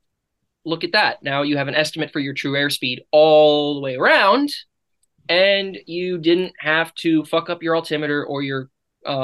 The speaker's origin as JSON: {"language": "English", "country": "United States", "said": "we're American"}